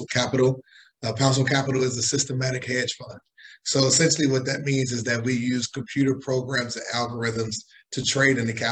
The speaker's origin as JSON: {"language": "English", "town": "Chicago", "region": "Illinois", "country": "United States", "also_born_or_lived": "New York", "moved": "yes", "lives_now": "Miami, United States", "said": "I'm originally from Chicago. I went to school in New York, and I am currently based in Miami"}